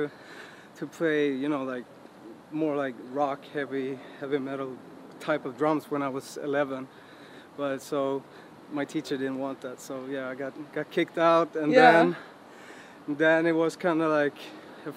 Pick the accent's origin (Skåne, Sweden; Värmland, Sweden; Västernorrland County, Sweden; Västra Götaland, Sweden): Västernorrland County, Sweden; Sundsvall; also born or lived in Stockholm; I was born in Stockholm, but I was raised up in Sundsvall, actually, which is in the middle parts of Sweden.